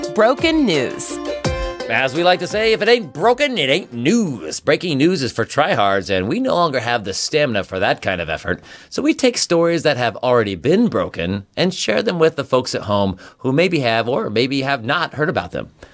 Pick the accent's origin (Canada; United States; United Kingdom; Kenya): United States; Kansas; memories from our time growing up in Kansas